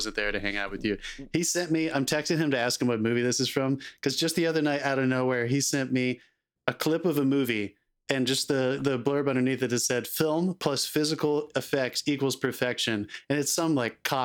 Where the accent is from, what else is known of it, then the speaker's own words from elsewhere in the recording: New York, United States; now in Los Angeles, United States; I'm from New York